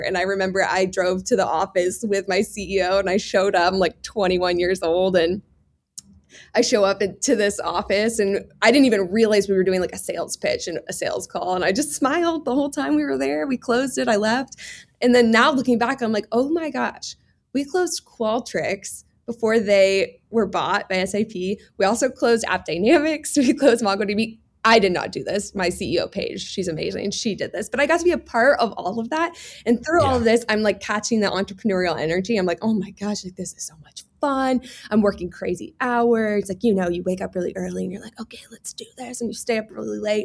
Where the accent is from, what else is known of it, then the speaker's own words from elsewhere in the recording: Houston, Texas, United States; I grew up in Houston, Texas, the sweatiest place because we have really high humidity